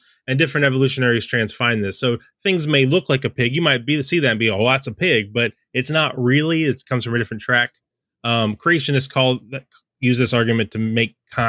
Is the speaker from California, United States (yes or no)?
yes; California, United States; also born or lived in Seattle, United States; I'm from California and Seattle, so yeah, I don't know.